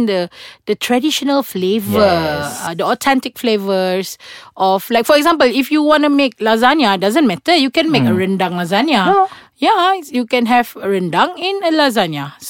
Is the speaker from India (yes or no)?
no; Malaysia; we are Malaysian